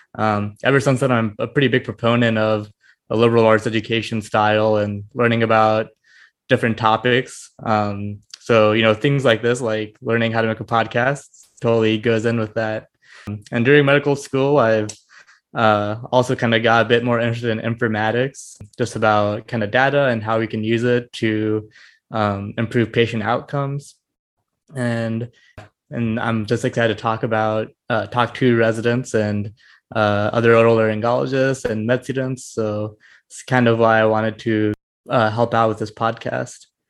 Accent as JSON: {"language": "English", "town": "Fort Wayne", "region": "Indiana", "country": "United States", "tie": "born or raised there", "also_born_or_lived": "Bloomington, Indiana", "said": "I grew up in Indiana, kind of most of my life. I grew up in Fort Wayne"}